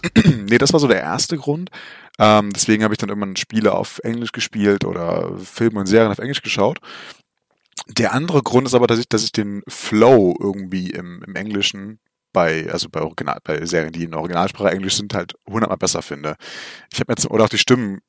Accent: Germany; bei uns in Deutschland

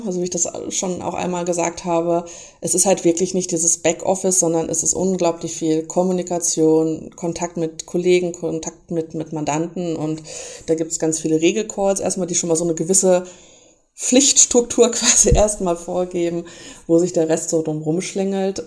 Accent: Lemgo, North Rhine-Westphalia, Germany; also born or lived in Bielefeld; nicht gebürtige Bielefelderin, sondern ich komme aus Lemgo

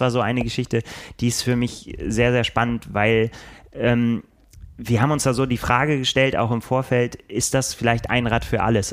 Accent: Bremen, Germany; now in Hamburg, Germany; Dabei bin ich ja gar kein Hamburger. Ich bin ja Bremer

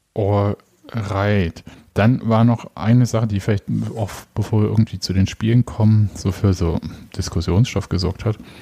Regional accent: Leipzig, Saxony, Germany; als gebürtiger Leipziger

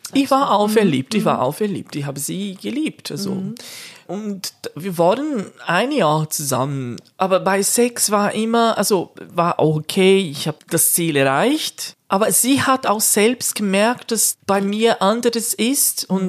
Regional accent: Brazil; German is a second language; now in Switzerland; bei uns in Brasilien

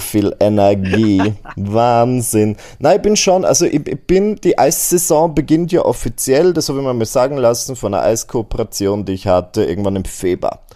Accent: Burgenland, Austria; bei uns im Burgenland

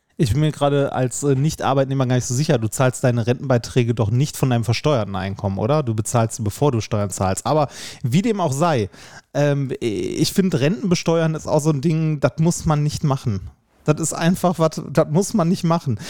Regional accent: Essen, North Rhine-Westphalia, Germany; ich komme ja aus Essen

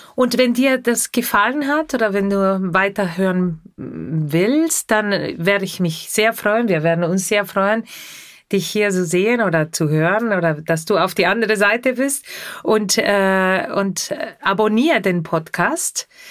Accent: Argentina; German is a second language; moved away; Ich komme aus Argentinien und in Argentinien habe ich sehr viel Radio gehört

